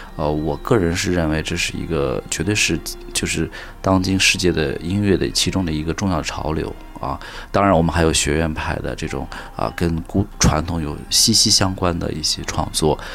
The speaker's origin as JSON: {"language": "Chinese", "country": "China", "tie": "born or raised there", "said": "我们从小在中国长大，我们是喝中国水，吃中国饭，然后在文化，中国文化滋养下长大的"}